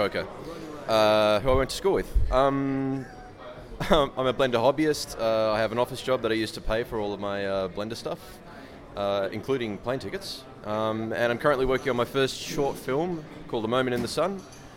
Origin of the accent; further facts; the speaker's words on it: Perth, Western Australia, Australia; I am from Australia, Western Australia, Perth